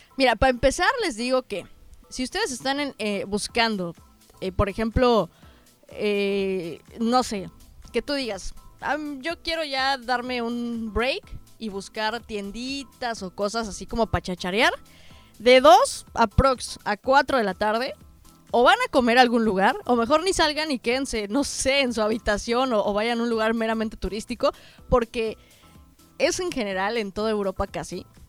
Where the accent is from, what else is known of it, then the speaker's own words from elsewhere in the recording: Mexico; pues vengo de México